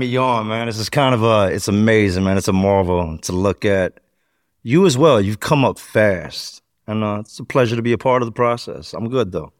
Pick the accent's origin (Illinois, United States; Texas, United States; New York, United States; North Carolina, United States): North Carolina, United States; Charlotte; moved away; also born or lived in Richmond, Virginia / Philadelphia; We took off to Charlotte